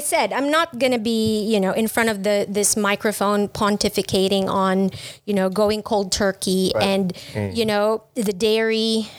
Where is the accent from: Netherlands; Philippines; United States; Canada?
Philippines; now in Vietnam; being Filipino and having grown up with pork sinigang and lechon